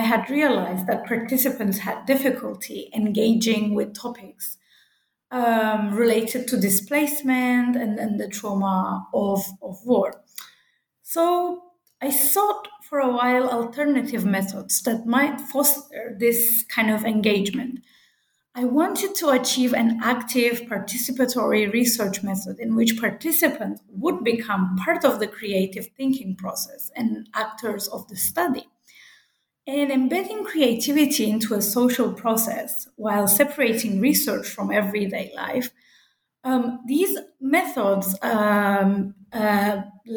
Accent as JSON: {"language": "English", "country": "Cyprus", "said": "I'm from Cyprus, and my research site is North Cyprus"}